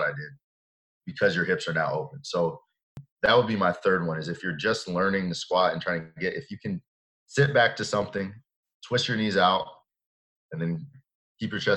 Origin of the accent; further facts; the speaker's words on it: Atlanta, Georgia, United States; we grew up in the Atlanta area